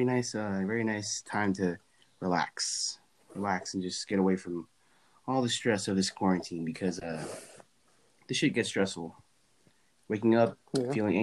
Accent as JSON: {"language": "English", "town": "Los Angeles", "region": "California", "country": "United States", "said": "We went to Granada Hills Charter High School in Granada Hills, California"}